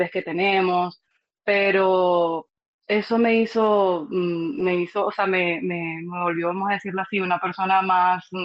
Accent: Santa Bárbara del Zulia, Zulia, Venezuela; moved away as an adult; also born or lived in Maracaibo / Caracas; Es que nací y crecí en Santa Bárbara del Zulia y estudié mi carrera universitaria en Maracaibo y luego trabajé en Caracas.

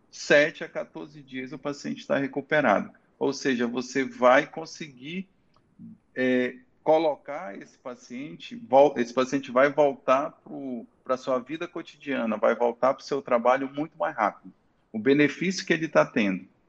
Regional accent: Santarém, Pará, Brazil; moved away as an adult; also born or lived in Manaus; now in Itaituba, Brazil; sou santareno, tá? Saí de Santarém para fazer faculdade de medicina

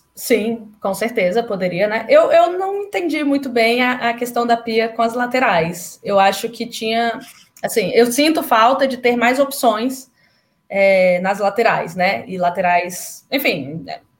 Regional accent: Brasília, Federal District, Brazil; eu sou de Brasília

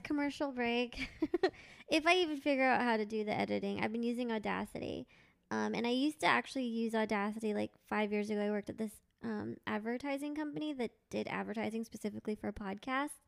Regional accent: Thousand Oaks, California, United States; I grew up in Thousand Oaks

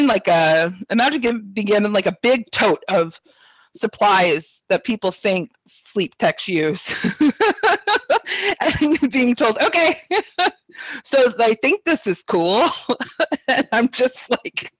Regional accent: Sacramento, California, United States; I grew up in Sacramento, so I'm not too far from where I'm at now

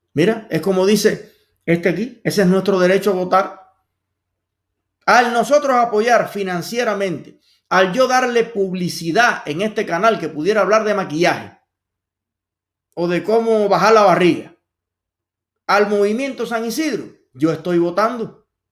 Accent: Cuba; moved away; somos los mismos cubanos, que sabemos lo que se sufre en Cuba

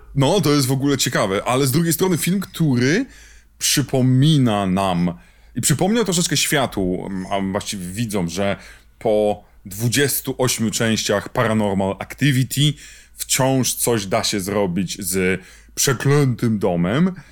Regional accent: Poland; obaj wywodzimy się z kraju, gdzie wychodził magazyn egzorcysta

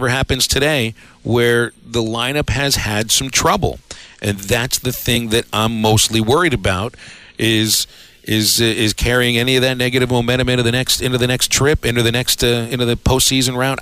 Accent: Pittsburgh, Pennsylvania, United States; my hometown team

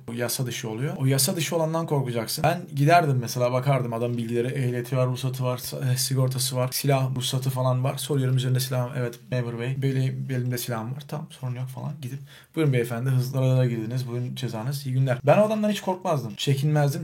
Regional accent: Adana, Turkey; moved away as an adult; now in Chicago, United States; Ben Türkiye'de Adana'da doğdum. Büyüdüm. 20 yaşı civarı Amerika Birleşik Devletleri'ne göçmen olarak gittim.

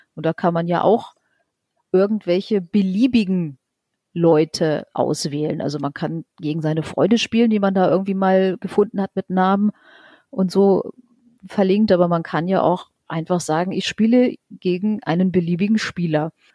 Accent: Lower Saxony, Germany; bei uns in Niedersachsen

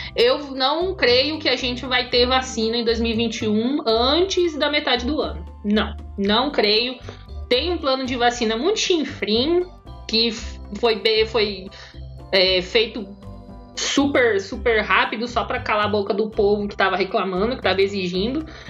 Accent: Brazil; A gente é brasileiro

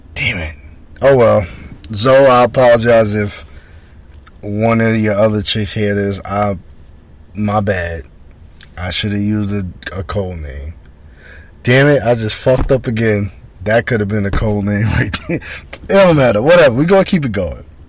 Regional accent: Roosevelt, New York, United States; I'm from Roosevelt.

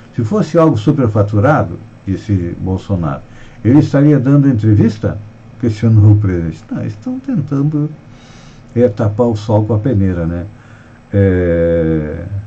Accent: Santa Catarina, Brazil; nós que somos catarinenses

